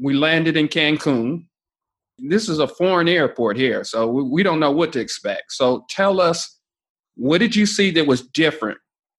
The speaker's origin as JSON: {"language": "English", "town": "Dayton", "region": "Ohio", "country": "United States", "said": "Well, I'm from Dayton, Ohio, so I say pop."}